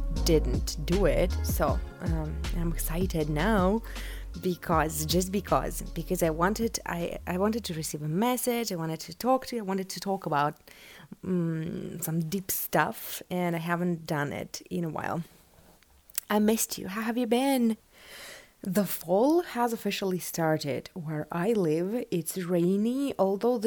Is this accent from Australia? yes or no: no; West Siberia, Russia; English is a second language; moved away; I am from Siberia, West Siberia